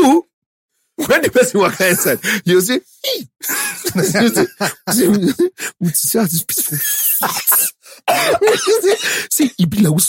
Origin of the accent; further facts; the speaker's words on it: Nigeria; also born or lived in Sapele / Ughelli / Warri / Benin City; I grew up in Sapele, Ugeli, Wari, Bini